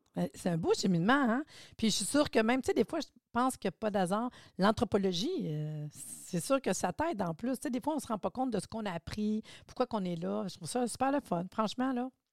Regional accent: Laurentides, Quebec, Canada; Je suis des Laurentides, moi aussi

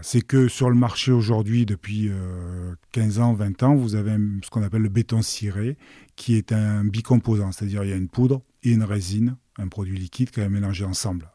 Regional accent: Marseille, Provence-Alpes-Côte d'Azur, France; je suis né à Marseille et j'ai jamais quitté la région

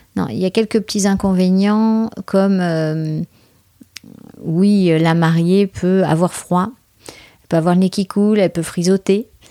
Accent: France; je suis française

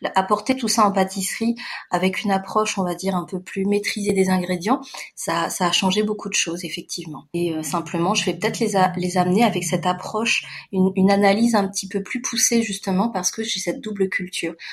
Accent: France; je suis née en France, mais j'ai des parents asiatiques

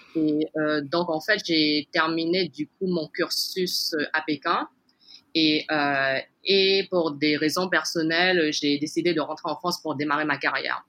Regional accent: French Guiana; moved away as an adult; now in Hong Kong; Je suis née en Guyane, euh, d'origine chinoise

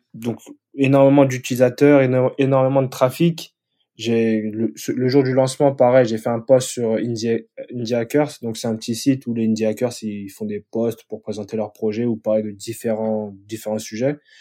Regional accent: France; moved away as an adult; now in Stockholm, Sweden; je suis Français

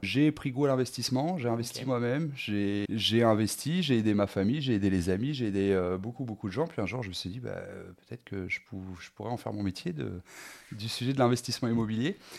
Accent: Rouen, Normandy, France; je suis originaire de Rouen

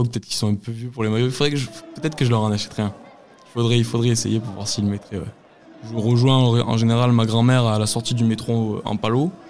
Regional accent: Occitania, France; de montrer aux gens que je viens du Lot et que même dans le Lot, on aime le, on aime le TFC, quoi.

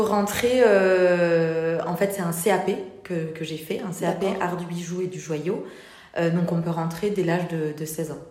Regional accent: Toulouse, Occitania, France; moved away as an adult; also born or lived in Paris; je viens je viens de Toulouse à la base

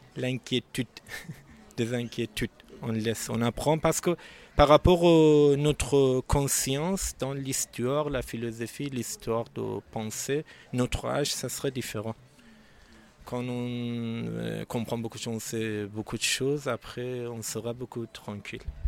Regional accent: Iran; first language Azerbaijani; French is a second language; moved away as an adult; now in France; je suis azéri iranienne. chez nous, on parle azéri

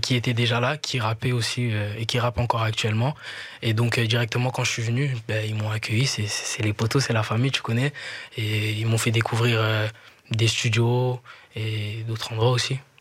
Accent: Kinshasa, DR Congo; moved away as an adult; now in Brussels, Belgium; J'ai grandi là-bas

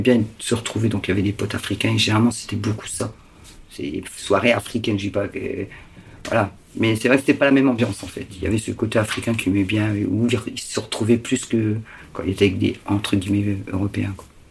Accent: Lille, Hauts-de-France, France; on est de Lille

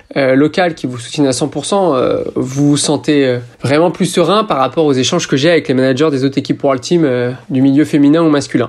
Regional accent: France; je suis français

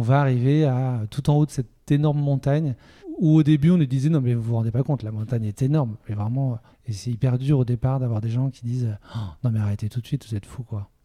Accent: Toulouse, Occitania, France; moved away as an adult; now in Nantes, France; je viens de Toulouse

